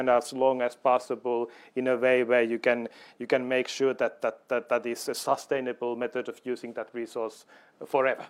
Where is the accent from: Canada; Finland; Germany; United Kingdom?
Finland; I come from Finland